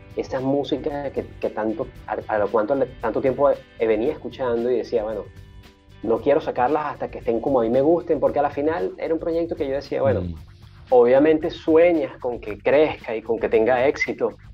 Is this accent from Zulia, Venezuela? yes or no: no; Caracas, Capital District, Venezuela; moved away; nací en el, 79, eh, en la ciudad de Caracas.